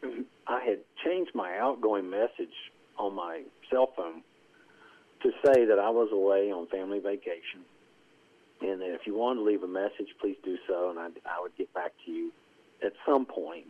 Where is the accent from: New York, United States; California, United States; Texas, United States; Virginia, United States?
Virginia, United States; Castlewood; I was born and raised in Castlewood, Virginia